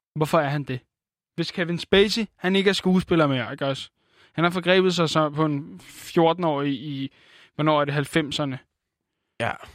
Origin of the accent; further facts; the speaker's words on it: Denmark; Jeg er en blejfet dansker